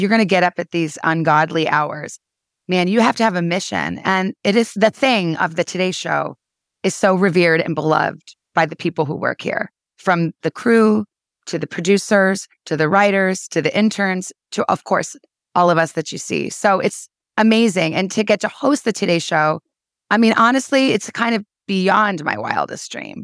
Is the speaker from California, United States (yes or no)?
no; Tucson, Arizona, United States; moved away as an adult; also born or lived in Washington; now in New York, United States; I grew up in Tucson, Arizona, went to college in my hometown.